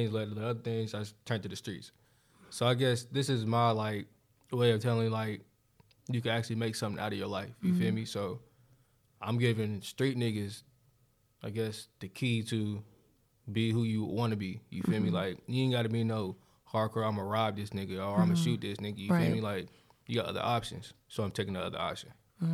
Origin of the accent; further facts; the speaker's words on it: Charlotte, North Carolina, United States; Yeah. Big 704 shit.